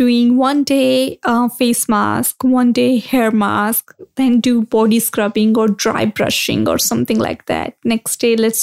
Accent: India; moved away; growing up in India, I used to do yoga a lot

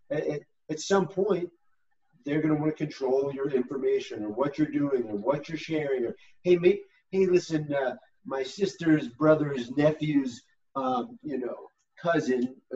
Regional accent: United States; I'm still as American as it can get, and the fact that I, rem, I, remind myself why we're supposed to be proud Americans

